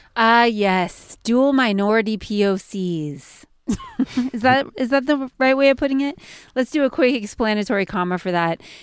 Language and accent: English; California, United States; I'm from California, California born and raised